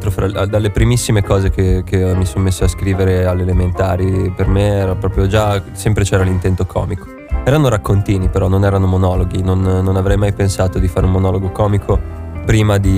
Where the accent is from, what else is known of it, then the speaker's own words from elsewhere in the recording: Genoa, Liguria, Italy; Io sono eh. genovese.